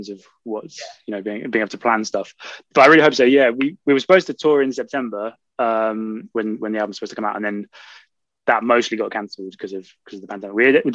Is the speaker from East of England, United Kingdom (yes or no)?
yes; Norfolk, East of England, United Kingdom; I grew up in Norfolk, in the east of England